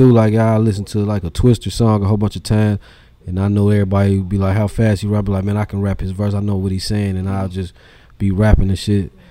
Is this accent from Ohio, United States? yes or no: yes; Dayton, Ohio, United States; also born or lived in Trotwood; Man, so I grew up in Dayton on the west side. Mm-hmm. I was born in like uh, Niagara, like over there in the Oaks. Okay. Then I moved over there in Cornell. Used to live in Timber Creek apartments. Mm. Then I moved to Broadmoor to Trotwood.